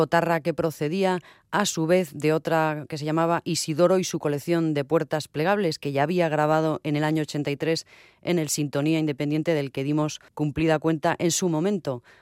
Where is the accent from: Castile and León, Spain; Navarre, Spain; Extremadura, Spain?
Navarre, Spain; Antes nos creíamos más lo del rock radical vasco, porque hacemos rock y somos vascos, pero también podría haberse llamado rock navarro cabezón, porque somos navarros y muy cabezones